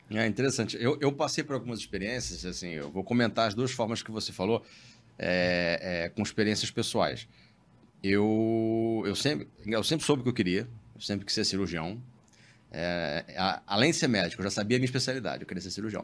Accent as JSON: {"language": "Portuguese", "area": "Baixada Fluminense", "region": "Rio de Janeiro", "country": "Brazil", "tie": "born or raised there", "said": "eu sou, fui criado na Baixada Fluminense"}